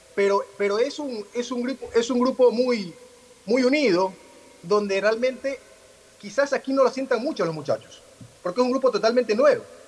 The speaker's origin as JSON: {"language": "Spanish", "country": "Ecuador", "said": "como ecuatorianos"}